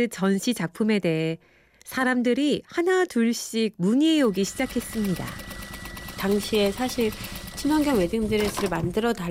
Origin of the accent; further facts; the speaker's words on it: Seoul, South Korea; 서울에서 태어났지만 자연 생활은 처음